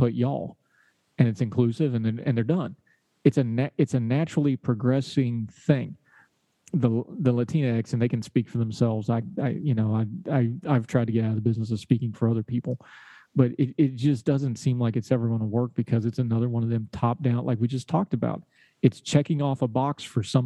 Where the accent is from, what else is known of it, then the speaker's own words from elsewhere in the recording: Appalachia, United States; I say y'all, because I'm an Appalachian